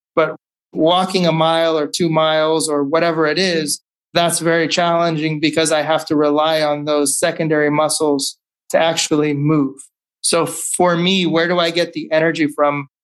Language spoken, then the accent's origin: English; California, United States; also born or lived in Chicago; growing up in California